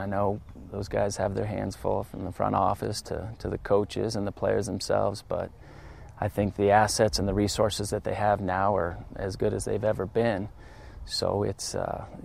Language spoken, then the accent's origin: English; Colorado, United States; I grew up here in Colorado